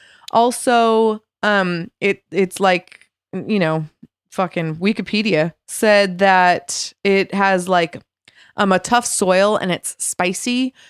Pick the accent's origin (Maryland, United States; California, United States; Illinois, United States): California, United States; Yeah, born and bred in California. Pretty cool.